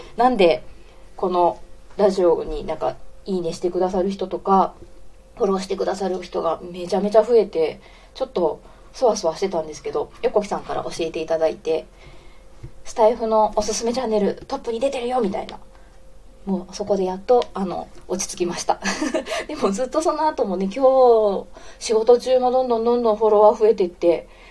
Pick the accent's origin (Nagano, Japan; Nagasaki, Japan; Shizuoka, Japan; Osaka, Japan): Osaka, Japan; accent: Kansai dialect; moved away as an adult; also born or lived in Nara; now in Fukuoka, Japan; 大阪出身で大学奈良だった